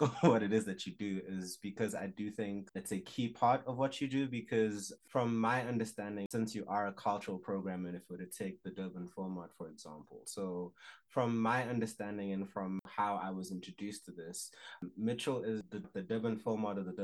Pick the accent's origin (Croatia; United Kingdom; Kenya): Kenya; now in South Africa; I'm also Kenyan